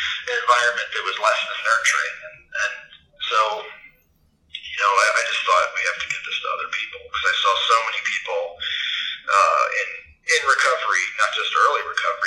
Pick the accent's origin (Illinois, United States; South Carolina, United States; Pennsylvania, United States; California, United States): Pennsylvania, United States; also born or lived in Boston, Massachusetts; now in Colorado, United States; I grew up in Pennsylvania